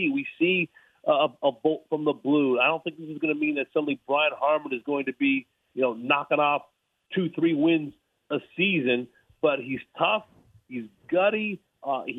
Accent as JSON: {"language": "English", "town": "Los Angeles", "region": "California", "country": "United States", "said": "I'm from L.A."}